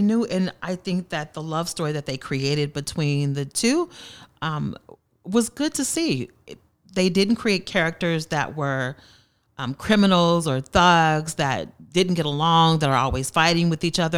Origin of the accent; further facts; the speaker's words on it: Tulsa, Oklahoma, United States; I'm from Tulsa, Tulsa native, born and raised here, and attended school in North Tulsa